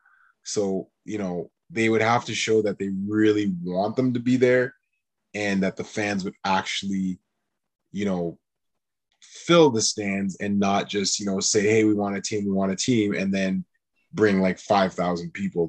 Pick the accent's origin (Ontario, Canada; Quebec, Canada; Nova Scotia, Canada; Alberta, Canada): Quebec, Canada; I was born in Quebec